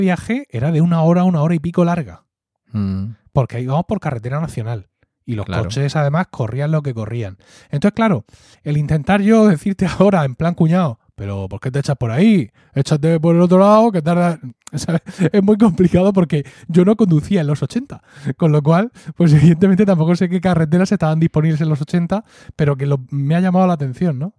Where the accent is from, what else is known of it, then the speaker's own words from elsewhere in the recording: Murcia, Region of Murcia, Spain; accent: Murcian; Blanca / Valle de Ricote accent; also born or lived in Blanca, Murcia; hablar con mi acento natural de blanca